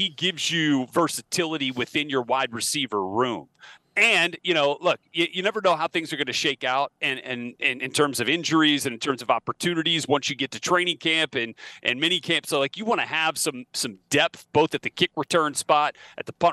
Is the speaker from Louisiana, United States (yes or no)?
yes; New Orleans, Louisiana, United States; growing up in New Orleans, you know, and being a tortured son of a Saints employee